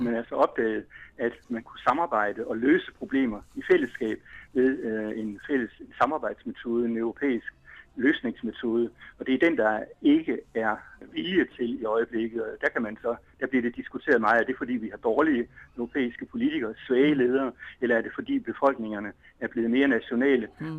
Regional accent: Denmark

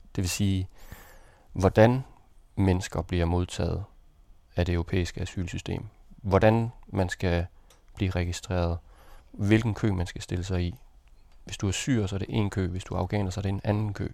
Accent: Denmark; jeg var dansker

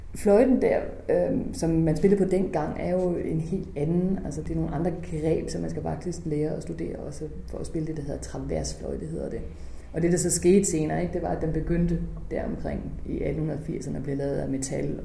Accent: Holstebro, Central Denmark Region, Denmark; born or raised there; moved away

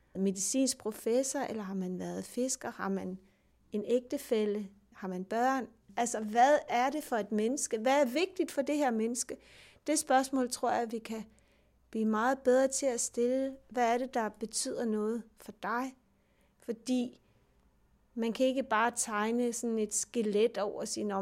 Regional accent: Denmark

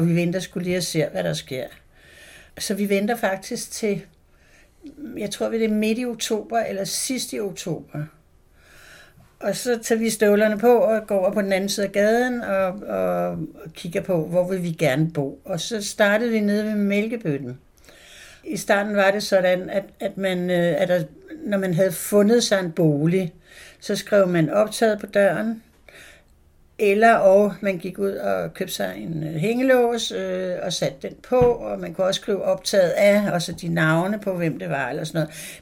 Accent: Frederiksberg, Capital Region of Denmark, Denmark; also born or lived in Christiania, Copenhagen; født og opvokset på Frederiksberg

